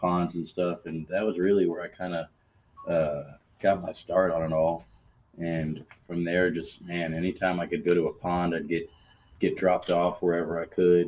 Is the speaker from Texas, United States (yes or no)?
yes; San Antonio, Texas, United States; native. Born and raised in San Antonio. Lived here all my life